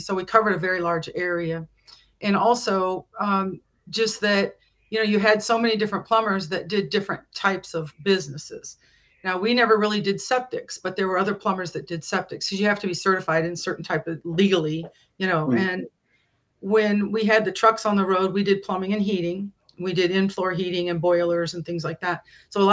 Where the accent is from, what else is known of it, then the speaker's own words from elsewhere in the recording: Illinois, United States; moved away as an adult; also born or lived in Hayward, Wisconsin; I was not from Hayward originally. I'm from Illinois